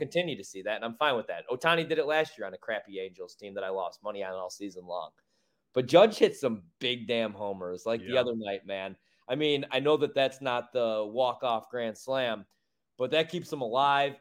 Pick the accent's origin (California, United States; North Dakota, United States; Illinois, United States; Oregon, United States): Illinois, United States; Chicago; my hometown, my home well, city